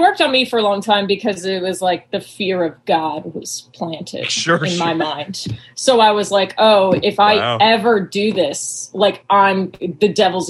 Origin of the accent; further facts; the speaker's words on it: North Carolina, United States; I grew up in North Carolina.